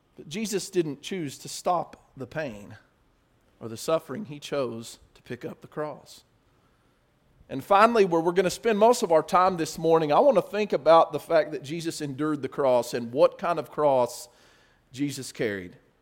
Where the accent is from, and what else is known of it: United States